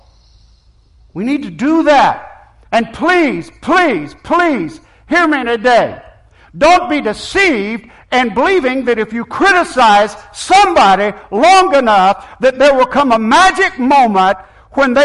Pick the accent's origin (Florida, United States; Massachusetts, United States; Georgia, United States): Florida, United States; Sopchoppy; when I was growing up in Sopchoppy, my family was not a sold-out, dedicated Christian family.